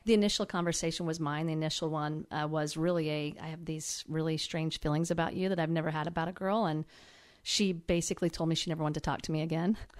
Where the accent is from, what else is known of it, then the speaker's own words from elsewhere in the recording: Howard, Kansas, United States; Howard, Kansas.